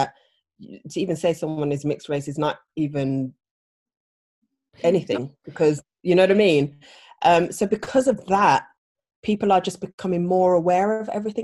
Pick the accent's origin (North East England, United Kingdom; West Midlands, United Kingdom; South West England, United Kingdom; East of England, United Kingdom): West Midlands, United Kingdom; Birmingham; now in London, United Kingdom; growing up in Birmingham, we had a very, very strong, close-knit Ghanaian community